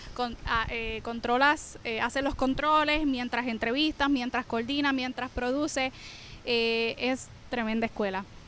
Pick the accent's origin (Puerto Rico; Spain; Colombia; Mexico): Puerto Rico; Naranjito; soy de Naranjito, estudié periodismo en la Universidad de Puerto Rico